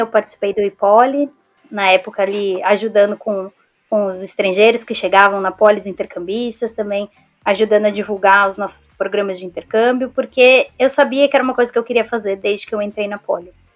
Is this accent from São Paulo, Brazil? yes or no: yes; São Paulo, Brazil; moved away as an adult; also born or lived in Scotland / Sweden; now in England; eu sou de São Paulo também